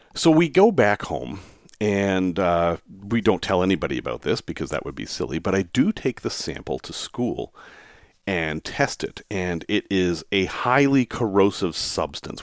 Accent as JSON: {"language": "English", "town": "Salem", "region": "Massachusetts", "country": "United States", "tie": "born or raised there", "said": "I grew up in Salem, Massachusetts, which is a heavily storied place"}